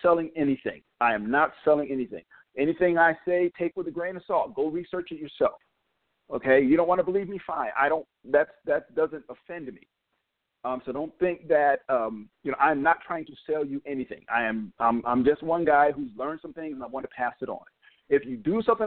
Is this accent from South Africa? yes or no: no; New York, United States; also born or lived in North Carolina / Connecticut; now in Georgia, United States; I born in North Carolina, grew up in New York, spent a long time in Connecticut. Now I'm in Georgia.